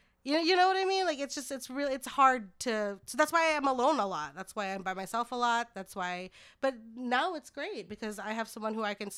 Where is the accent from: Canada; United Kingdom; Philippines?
Philippines; Yeah, I'm Filipino.